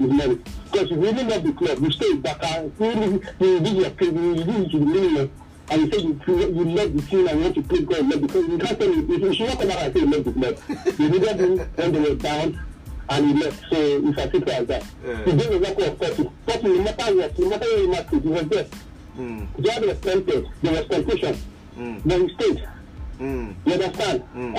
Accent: Nigeria; when as a Nigerian, when you play in this kind of league, your people back at home, they are able to see you and give you a better level to play in the Super Eagles.

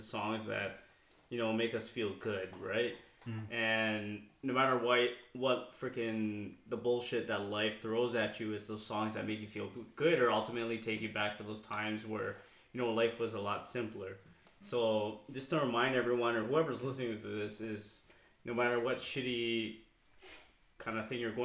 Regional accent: Toronto, Ontario, Canada; I grew up in Canada.

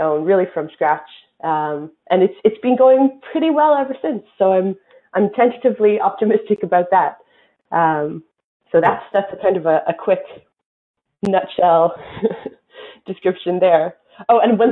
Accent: Vancouver, British Columbia, Canada; moved away as an adult; also born or lived in Seattle, United States; Well, I'm standing here in Vancouver right now, and that's where I grew up. So I'm Canadian

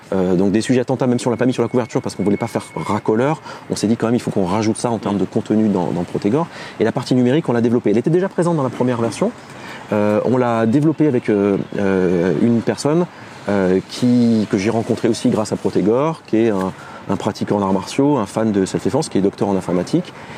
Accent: Clermont-Ferrand, Auvergne-Rhône-Alpes, France; moved away as an adult; also born or lived in Bordeaux; now in Paris, France; toute ma jeunesse, au collège et au lycée, c'était karaté, karaté, karaté, karaté. Karaté euh, traditionnel, karaté en compétition, en kata, en combat, tout ce que tu veux, en Auvergne.

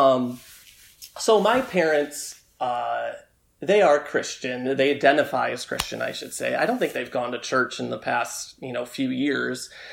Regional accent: Tecumseh, Michigan, United States; moved away; growing up in Tecumseh

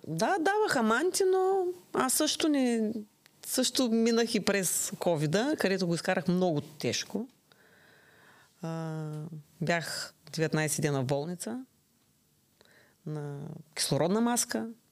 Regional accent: Bulgaria; now in Ruse, Bulgaria; Родена съм в град Тракан, на 60 км от Русе

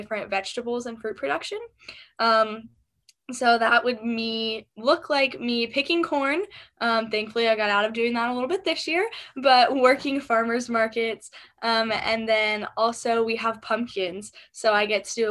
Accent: Amanda, Ohio, United States; I am from Ohio. I'm from a really, really small town called Amanda.

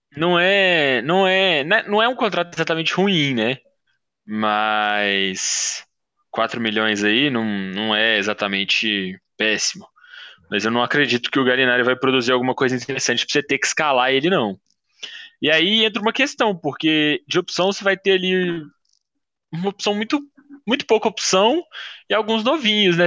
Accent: Belo Horizonte, Minas Gerais, Brazil; eu sou de BH

